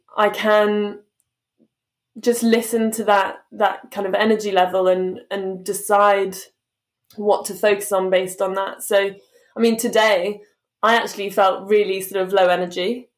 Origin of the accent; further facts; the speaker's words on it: London, United Kingdom; I'm from London, I've lived here my whole life